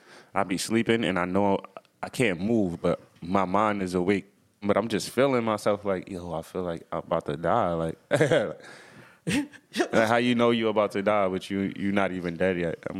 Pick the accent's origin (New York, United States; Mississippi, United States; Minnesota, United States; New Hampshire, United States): New York, United States; I'm from New York